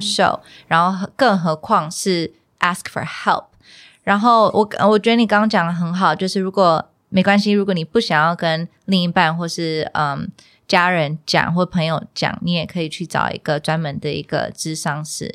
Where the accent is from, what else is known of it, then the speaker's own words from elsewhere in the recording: United States; moved away; 小时候就是在美国出生长大